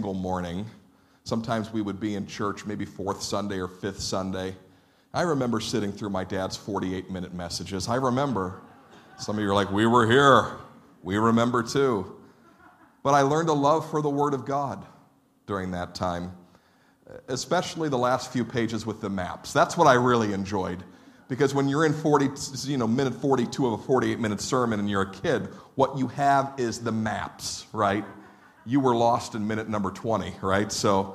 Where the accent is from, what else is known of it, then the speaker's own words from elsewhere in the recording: United States; American Christians